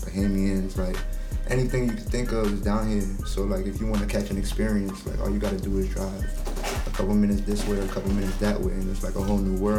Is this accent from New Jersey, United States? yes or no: no; Miramar, Florida, United States; also born or lived in New York; I was born in New York, moved to Florida when I was 3.